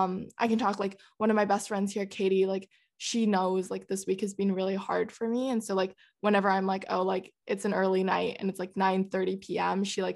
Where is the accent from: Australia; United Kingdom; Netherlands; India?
Netherlands; Oh, we grew up in the Netherlands for like 6.5 years and we would go back like every summer basically